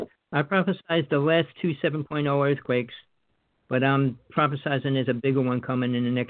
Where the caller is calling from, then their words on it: Big Island of Hawaii, United States; I'm calling from the Big Island of Hawaii.